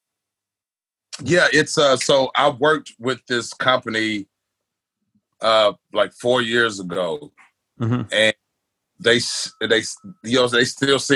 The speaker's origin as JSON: {"language": "English", "town": "Milan", "region": "Tennessee", "country": "United States", "tie": "born or raised there", "also_born_or_lived": "Medina, Tennessee", "lives_now": "Nashville, United States", "said": "I'm originally from West Tennessee, a little bitty town called Milan."}